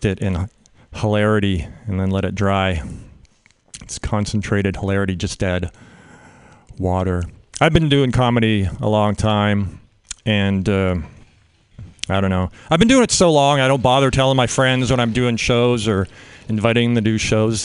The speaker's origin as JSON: {"language": "English", "country": "Canada", "tie": "born or raised there", "moved": "yes", "lives_now": "United States", "said": "I'm a Canadian. Grew up in Canada"}